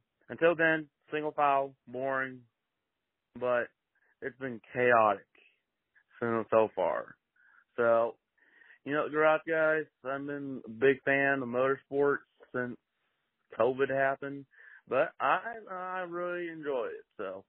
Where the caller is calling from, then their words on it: Alabama, United States; from Alabama.